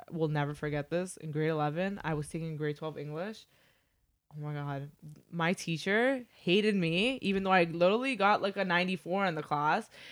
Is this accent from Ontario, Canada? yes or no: yes; Toronto, Ontario, Canada; now in Mississauga, Canada; I grew up mostly in Toronto